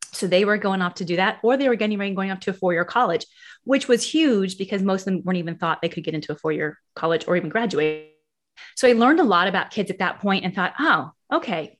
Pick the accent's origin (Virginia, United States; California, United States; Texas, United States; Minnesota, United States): California, United States; Martinez; moved away as an adult; also born or lived in Pleasant Hill, California / Walnut Creek, California / Missouri; now in South Carolina, United States; I grew up in the Bay Area. I grew up in Martinez